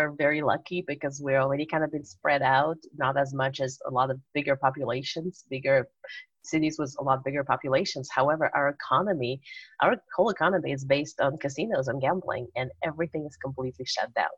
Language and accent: English; Uzbekistan; moved away as an adult; now in United States; I grew up in former Soviet Union. I grew up in Uzbekistan. So that's where I lived for the first 20 years of my life.